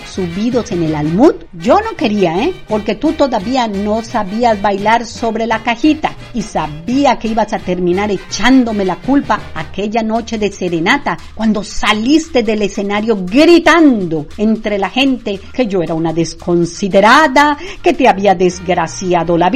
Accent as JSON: {"language": "Spanish", "region": "Yucatán", "country": "Mexico", "said": "ni crean que no vamos a festejar el inicio de nuestra historia como mexicanos. Eso sí, lo festejo en mi casa, pero como debe ser, a lo yucateco."}